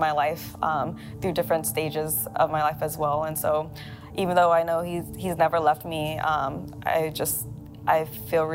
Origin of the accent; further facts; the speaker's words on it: Thailand; moved away; also born or lived in Laos; I was born in Thailand, but my family are from Laos